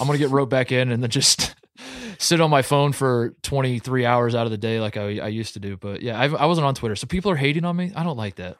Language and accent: English; Indiana, United States; I was born and raised in Indiana.